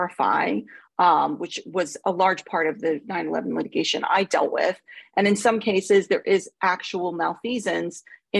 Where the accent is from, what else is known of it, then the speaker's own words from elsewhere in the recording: Long Island, New York, United States; accent: New York; moved away as an adult; now in United Kingdom; I'm originally from a suburb of New York City. I was born on Long Island